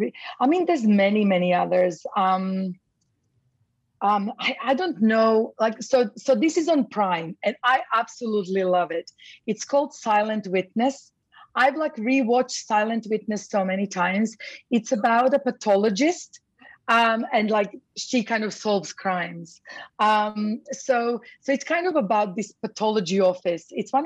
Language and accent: English; Croatia; now in London, United Kingdom; So I'm actually originally Croatian. So I'm from Croatia, but I lived in London most of my life.